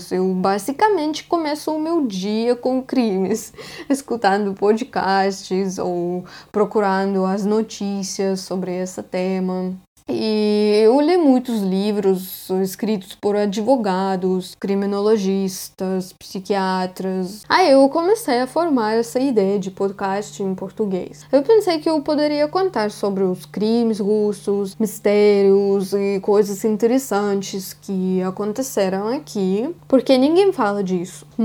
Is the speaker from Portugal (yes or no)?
no; Russia; Portuguese is a second language; eu sou russa e português não é minha língua nativa.